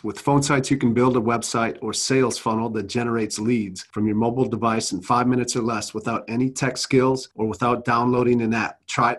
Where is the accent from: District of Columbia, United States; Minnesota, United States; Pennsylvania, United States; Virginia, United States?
Minnesota, United States; I'm from Minnesota